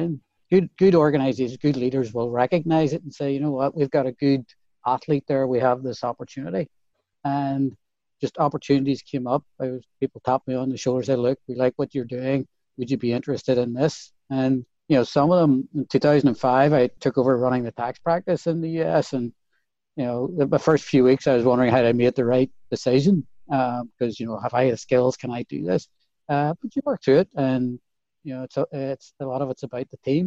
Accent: Belfast, Northern Ireland, United Kingdom; moved away as an adult; also born or lived in Dublin; now in United States; part of what was built into our DNA growing up in Belfast in the 70s

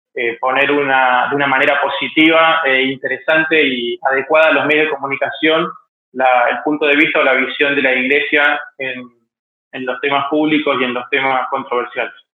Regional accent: Mendoza, Argentina; moved away as an adult; now in Buenos Aires, Argentina; soy de Mendoza, Argentina. Desde el año 2000 vivo en Buenos Aires, donde vine a estudiar comunicación.

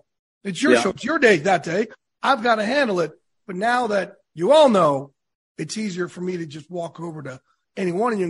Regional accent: New Jersey, United States; also born or lived in New York; I curse because I'm from Jersey in New York.

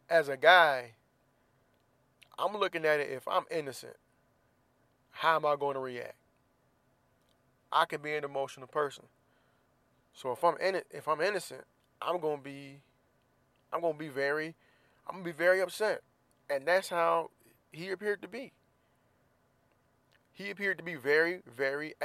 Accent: Florida, United States; now in Southern California, United States; I'm from Florida

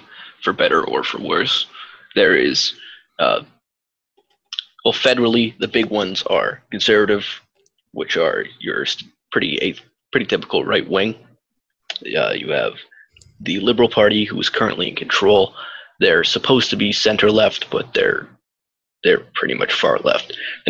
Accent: Canada; I am not actually an American. I'm north of the border.

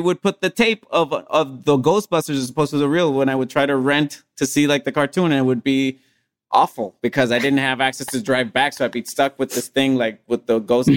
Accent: Puerto Rico; English is a second language; the anime that I grew up watching in Puerto Rico

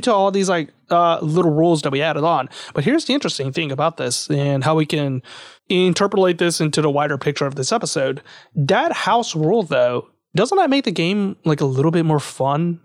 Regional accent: Lake Charles, Louisiana, United States; I was born in Lake Charles

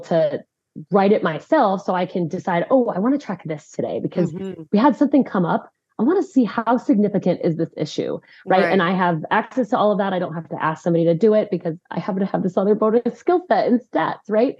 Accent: Chicago, Illinois, United States; also born or lived in Colorado; now in Conroe, Texas, United States; I'm from the Midwest. Originally, I'm from Chicago

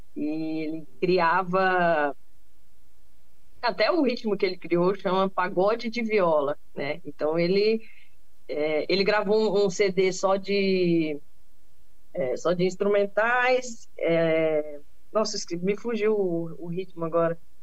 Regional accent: Cuiabá, Mato Grosso, Brazil; Cuiabá, Meu né? Que, um exemplo a minha terra natal

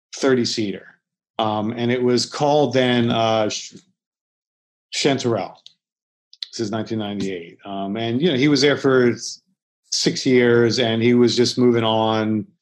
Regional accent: Philadelphia, Pennsylvania, United States; moved away as an adult; also born or lived in Los Angeles; I'm from Philly

